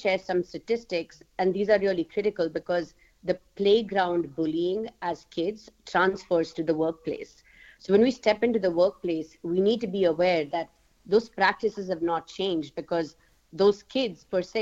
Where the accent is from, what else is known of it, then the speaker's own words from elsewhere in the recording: India; moved away as an adult; also born or lived in United States; now in Germany; I actually am born and raised in India, and I moved to Germany from the US because of my work